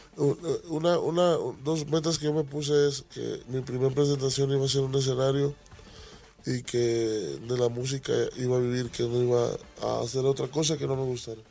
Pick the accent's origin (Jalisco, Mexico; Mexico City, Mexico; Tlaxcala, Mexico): Jalisco, Mexico; Tomatlán; moved away; also born or lived in United States; Soy de un rancho que se llama Tomatlán, Jalisco, cerca de Puerto Vallarta